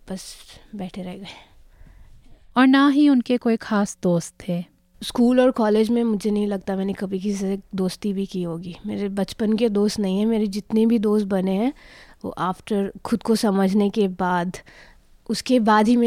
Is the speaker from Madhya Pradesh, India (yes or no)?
no; Hyderabad, Telangana, India; born there; मेरा जन्म हैदराबाद में हुआ था पापा आर्मी में थे तो हम काफ़ी शहरों में रह के आए थे